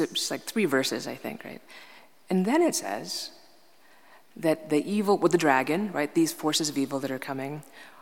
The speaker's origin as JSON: {"language": "English", "region": "New York", "country": "United States", "said": "I'm from New York"}